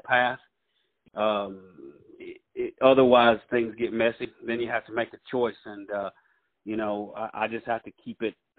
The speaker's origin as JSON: {"language": "English", "town": "Russellville", "region": "Alabama", "country": "United States", "tie": "born or raised there", "said": "I grew up in Muscle Shoals. I was uh, I was oh, raised actually, yeah, I, I was raised actually in Franklin County in uh, Russellville and uh, Muscle Shoals area"}